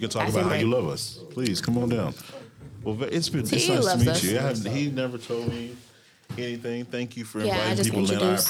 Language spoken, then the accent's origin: English; Texas, United States; I come from Raleigh, Texas.